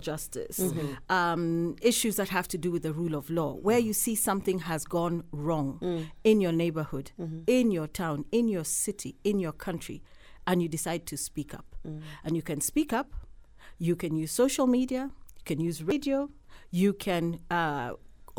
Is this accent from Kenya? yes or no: yes; Nairobi, Kenya; also born or lived in Gilgil, Kenya; I was born in Gilgil